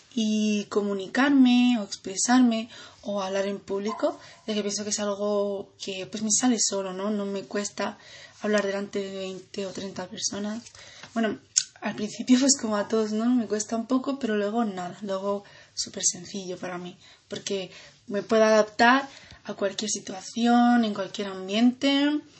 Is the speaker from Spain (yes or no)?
yes; Granada, Andalusia, Spain; nací aquí en Granada